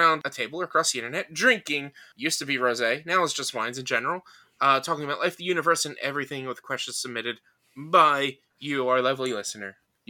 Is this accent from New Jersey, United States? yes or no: yes; Delmar, New Jersey, United States; from Delmar, New Jersey.